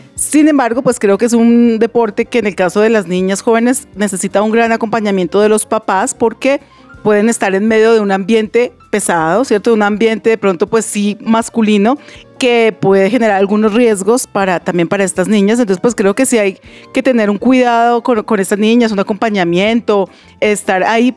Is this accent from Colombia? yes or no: yes; Colombia; como colombianos